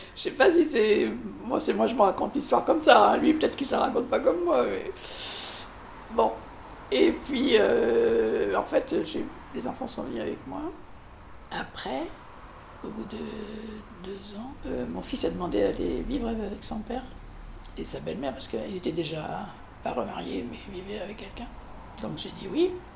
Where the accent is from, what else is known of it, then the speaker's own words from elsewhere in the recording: Périgueux, Nouvelle-Aquitaine, France; now in Bordeaux, France; je suis née à Périgueux, pas très loin d'ici en fait, en Dordogne